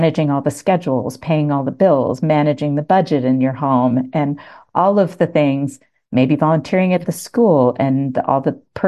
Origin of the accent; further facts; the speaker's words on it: Washington, District of Columbia, United States; moved away as an adult; now in Montana, United States; I was born in Washington, D.C.